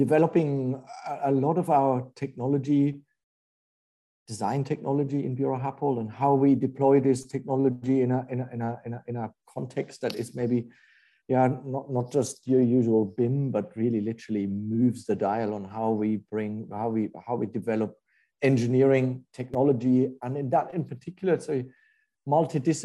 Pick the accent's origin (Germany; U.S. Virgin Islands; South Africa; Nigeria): Germany; moved away as an adult; also born or lived in Japan / England; now in New York, United States; I'm German. I grew up in Germany